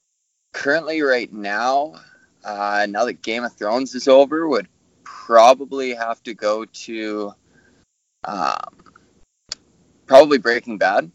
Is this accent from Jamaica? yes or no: no; Calgary, Alberta, Canada; I'm from Calgary, Alberta. I'm 27 years old